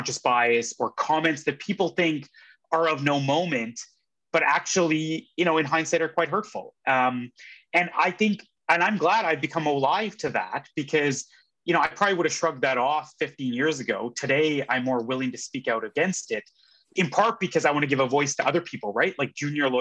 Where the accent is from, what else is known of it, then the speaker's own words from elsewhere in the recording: Edmonton, Alberta, Canada; also born or lived in British Columbia; now in Toronto, Canada; I grew up in Edmonton